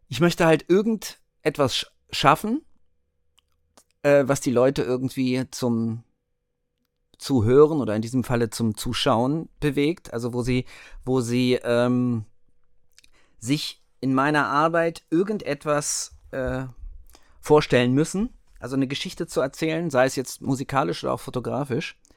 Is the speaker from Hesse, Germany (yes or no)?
no; Hanover, Lower Saxony, Germany; Okay, also … äh, wie es ja mein Kürzel bei Instagram ist. Äh, ich komme aus Hannover